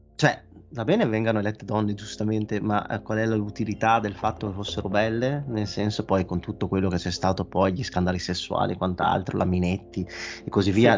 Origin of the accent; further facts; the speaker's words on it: Italy; se io non fossi italiano